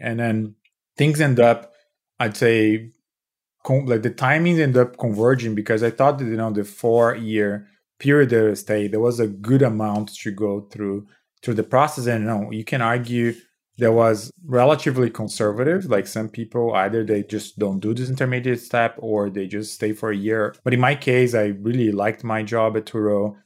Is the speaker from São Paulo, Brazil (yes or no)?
yes; São Paulo, Brazil; moved away; I, I was born and raised in Brazil